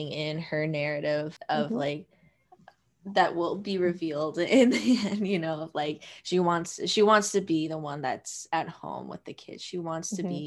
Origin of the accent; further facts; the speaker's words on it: Montana, United States; I grew up in Montana